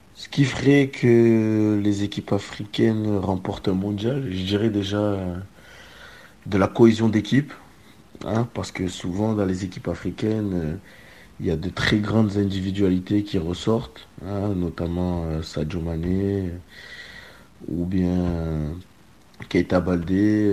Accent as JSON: {"language": "French", "country": "France", "said": "en tant que Français"}